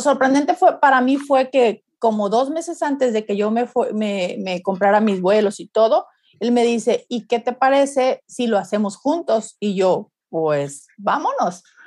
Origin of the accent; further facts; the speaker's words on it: Mexico; Como buena mexicana